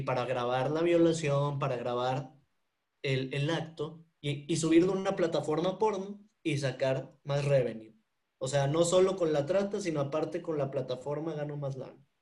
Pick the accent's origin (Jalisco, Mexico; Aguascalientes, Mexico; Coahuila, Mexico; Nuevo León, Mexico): Nuevo León, Mexico; Monterrey; soy regio